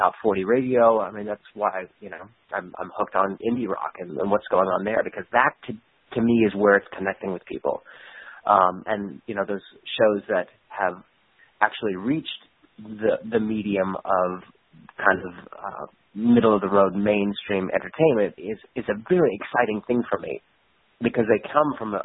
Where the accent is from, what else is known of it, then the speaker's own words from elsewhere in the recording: Albuquerque, New Mexico, United States; when I was growing up in Albuquerque, New Mexico